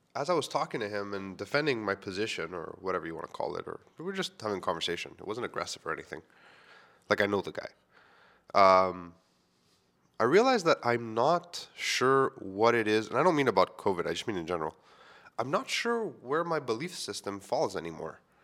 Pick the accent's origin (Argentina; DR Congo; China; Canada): Canada; Montreal, Quebec; I grew up within the Greek community in Montreal